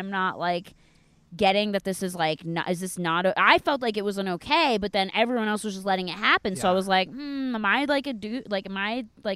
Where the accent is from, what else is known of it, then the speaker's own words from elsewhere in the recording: Perkasie, Pennsylvania, United States; now in Los Angeles, United States; I grew up in a town outside of Philadelphia called Perkasie, Pennsylvania.